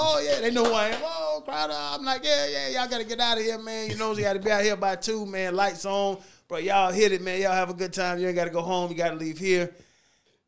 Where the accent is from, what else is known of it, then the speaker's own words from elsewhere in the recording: Atlanta, Georgia, United States; I'm from Atlanta.